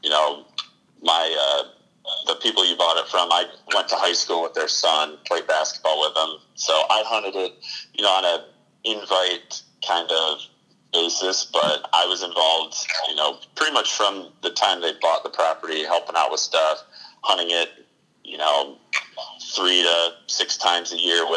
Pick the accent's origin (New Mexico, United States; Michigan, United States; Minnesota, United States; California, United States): Michigan, United States; Kalamazoo County, Southwest; moved away as an adult; also born or lived in Upper Peninsula, Michigan / Virginia / Texas; Born and raised in Southwest Michigan. Grew up in Kalamazoo County